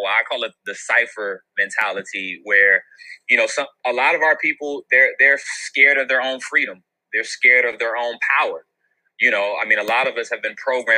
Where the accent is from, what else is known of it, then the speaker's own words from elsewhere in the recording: Wilmington, North Carolina, United States; I'm from North Carolina, and I'm from the first in flight. I was born in Wilmington, North Carolina